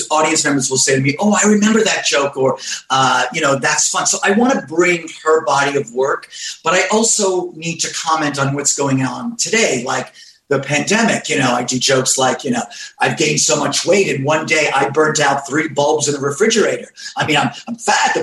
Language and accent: English; New York, United States; New York, where I'm from.